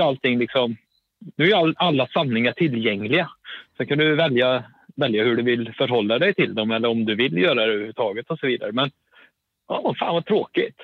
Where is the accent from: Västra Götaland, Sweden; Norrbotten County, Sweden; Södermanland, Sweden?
Västra Götaland, Sweden; a village near Skövde; åttiotalet spenderade jag, eh, mer eller mindre oavbrutet i, eh, i byn Versos utanför, eh, en och en halv mil utanför Skövde